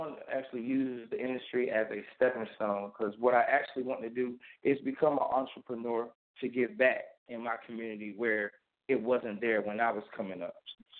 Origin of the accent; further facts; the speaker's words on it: Wilson, North Carolina, United States; I'm actually from Wilson, North Carolina.